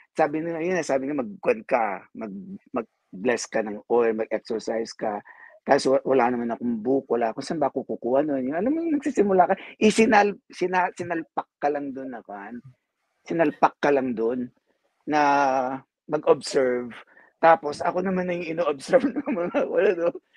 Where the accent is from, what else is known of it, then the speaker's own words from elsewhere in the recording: Philippines; now in United States; kasi Filipino ako